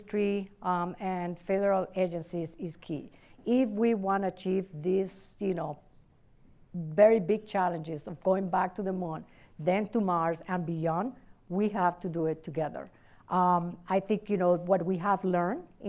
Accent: Adjuntas, Puerto Rico; also born or lived in Ponce, Puerto Rico; now in Cleveland, United States; I was born in Ponce, but I was raised in Adjuntas, which is a small town in the middle of the island.

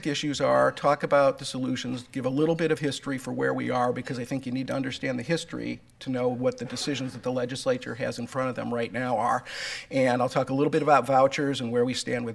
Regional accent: Cleveland Heights, Ohio, United States; I am a native Clevelander. I grew up in Cleveland Heights and graduated from Cleveland Heights High School

